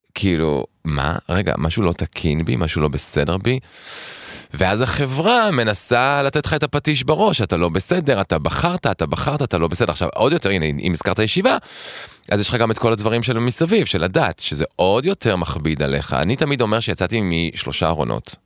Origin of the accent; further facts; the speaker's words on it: Tel Aviv, Tel Aviv District, Israel; אני גדלתי בשכונה בקריית שלום